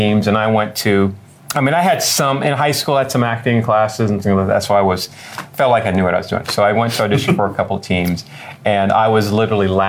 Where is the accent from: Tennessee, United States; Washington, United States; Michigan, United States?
Michigan, United States; Detroit; also born or lived in California; now in Los Angeles, United States; originally I'm from Detroit, Michigan, the son of two police officers